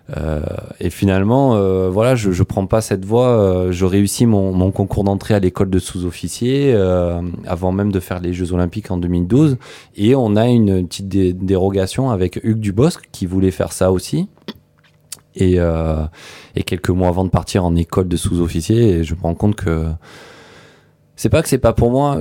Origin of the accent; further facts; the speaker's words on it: Antibes, Provence-Alpes-Côte d'Azur, France; chez moi en Tibes